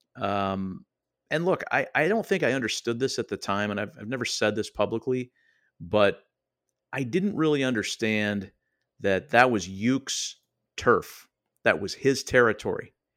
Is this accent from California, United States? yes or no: yes; Oakland, California, United States; I was just a Yahoo kid growing up in Oakland, California, in the East Bay